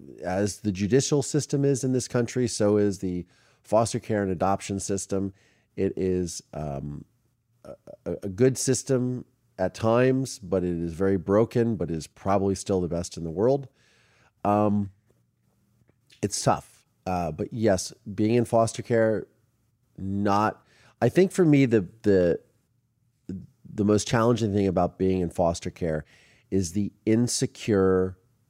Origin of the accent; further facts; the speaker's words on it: Mansfield, Ohio, United States; my hometown of Mansfield, Ohio